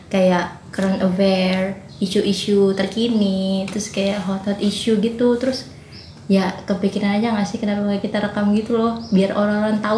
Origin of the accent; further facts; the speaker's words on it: Banjarbaru, South Kalimantan, Indonesia; aku aslinya dari Banjarbaru Kalimantan Selatan